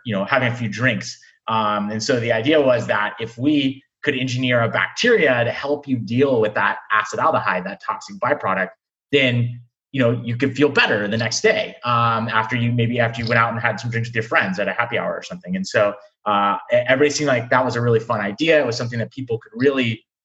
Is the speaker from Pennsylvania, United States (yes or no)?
no; California, United States; moved away; also born or lived in Michigan; I'm originally from California